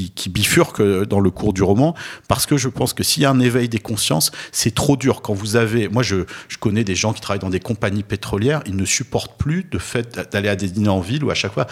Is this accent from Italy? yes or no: no; Nice, Provence-Alpes-Côte d'Azur, France; Moi, j'ai grandi à Nice, qui est quand même une ville très